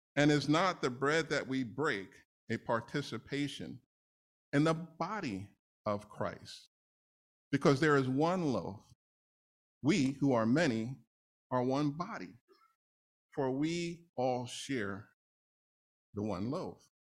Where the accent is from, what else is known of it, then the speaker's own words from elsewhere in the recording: New York City, New York, United States; I grew up in New York, N Y C